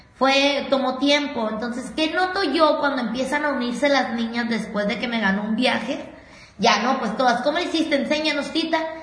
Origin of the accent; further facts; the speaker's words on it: Mexicali, Baja California, Mexico; de Mexicali